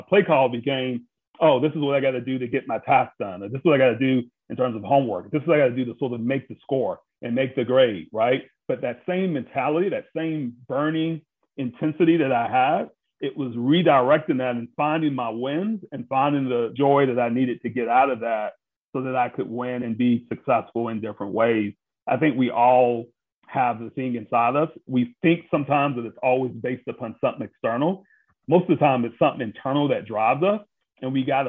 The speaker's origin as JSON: {"language": "English", "town": "Brunswick", "region": "Georgia", "country": "United States", "tie": "born or raised there", "said": "I'm from Brunswick, Georgia"}